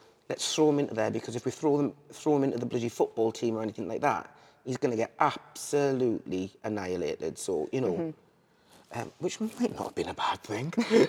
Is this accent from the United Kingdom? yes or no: yes; Liverpool, North West England, United Kingdom; because I'm actually a Scouser, which you would never know.